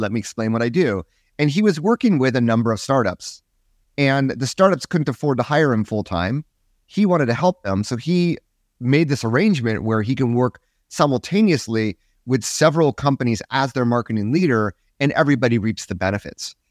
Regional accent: United States; I'm American, so I sort of stuck out there

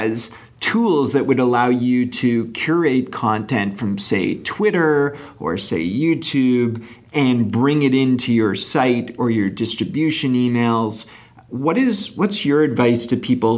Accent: Canada; I'm Canadian

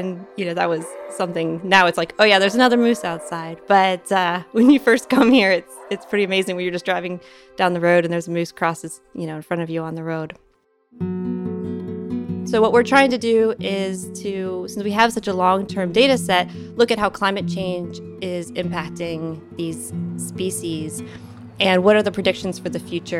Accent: Northern Kentucky, United States; I grew up in Northern Kentucky

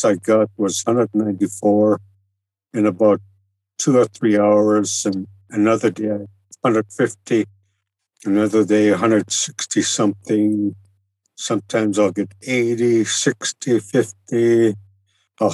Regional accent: Kotzebue, Alaska, United States; I was born and raised in Kotzebue, and I was right on the ocean side.

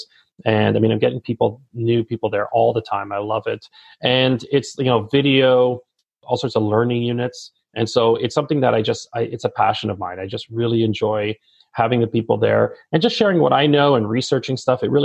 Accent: Toronto, Ontario, Canada; I grew up in Toronto. I'm born and raised here.

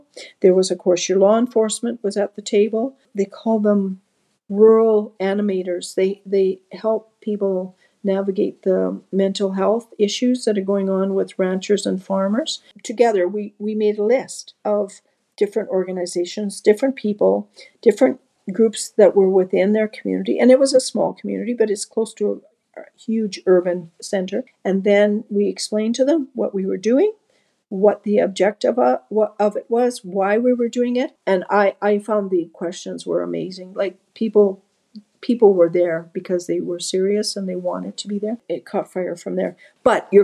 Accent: Dovercourt Road, Alberta, Canada; also born or lived in Red Deer, Alberta; I was raised on the Dovercourt Road.

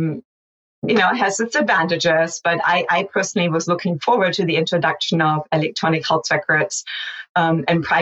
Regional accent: Hamburg, Germany; moved away as an adult; also born or lived in mountainous region of Germany; now in United States; I grew up in Germany through my early 20s, and then I emigrated to the United States after I finished medical school

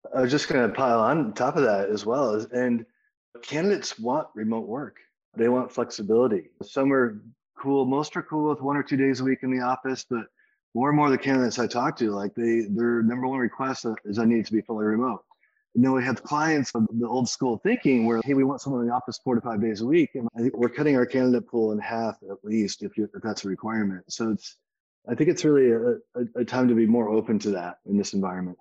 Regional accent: Kalamazoo, Michigan, United States; moved away; I'm originally also from the Midwest, from Kalamazoo, Michigan.

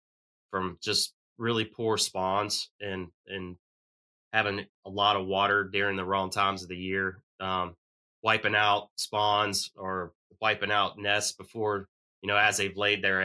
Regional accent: Virginia, United States; I grew up on the James River and the New River in my backyard

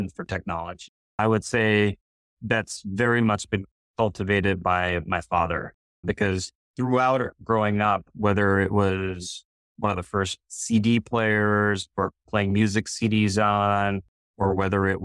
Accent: northern New Jersey, United States; born or raised there

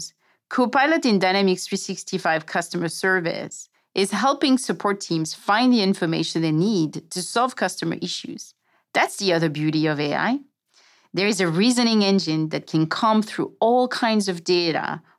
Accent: France; English is a second language; my accent. I'm French

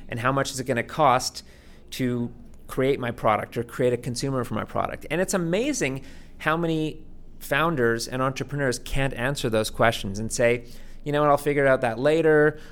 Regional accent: Vancouver, British Columbia, Canada; now in Toronto, Canada; I grew up in Vancouver

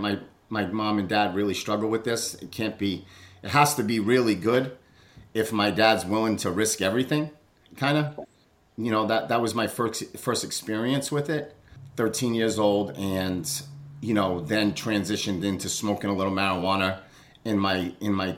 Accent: Fall River, Massachusetts, United States; I'm from Fall River, Massachusetts.

